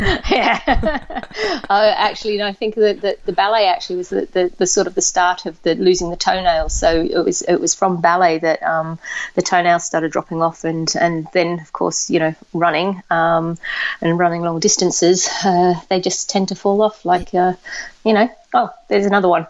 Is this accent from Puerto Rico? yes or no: no; Australia; I grew up in Australia.